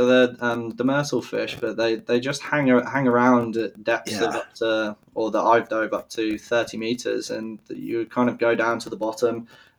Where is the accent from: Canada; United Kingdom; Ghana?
United Kingdom; Malmesbury, South West England; born there; also born or lived in Germany; So I was born in the UK. And then shortly after I was born in Malmesbury, which is like a landlocked county of England. We moved to Germany because my dad's in the British Army.